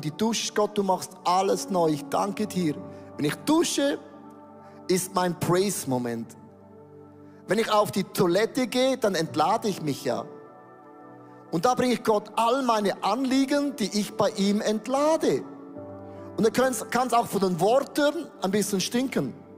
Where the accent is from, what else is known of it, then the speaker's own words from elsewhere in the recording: Switzerland; wir sind ja Schweizer